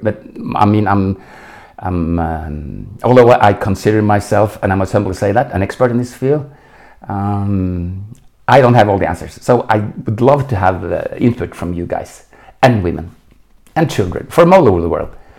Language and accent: English; Oslo, Norway; English is a second language; moved away as an adult; now in Munich, Germany; I was born in Oslo in 1952